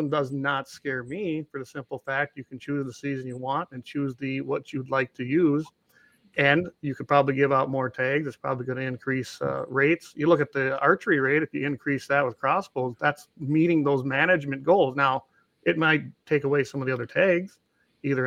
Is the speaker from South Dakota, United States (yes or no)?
yes; South Dakota, United States; now in North Dakota, United States; I come from another state. I come from South Dakota